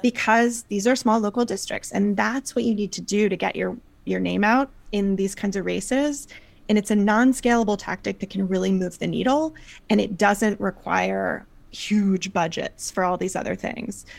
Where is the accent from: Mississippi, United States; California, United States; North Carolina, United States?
North Carolina, United States; now in New York, United States; I live in New York, but I grew up in North Carolina